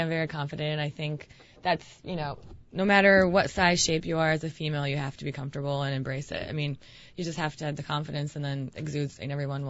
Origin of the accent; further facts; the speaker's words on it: Ukraine; also born or lived in Spain; even though I'm Ukrainian, I was born in Spain.